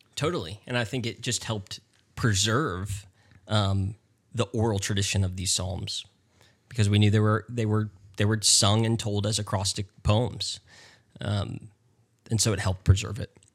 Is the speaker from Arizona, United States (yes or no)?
no; North Carolina, United States; moved away as an adult; also born or lived in Texas; now in Houston, United States; I'm originally from North Carolina